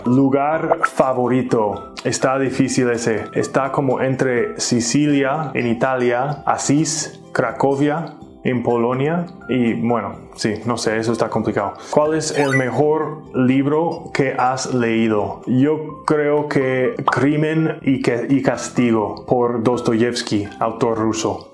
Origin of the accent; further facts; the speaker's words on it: Minnesota, United States; now in Mexico; Soy de Minnesota, Estados Unidos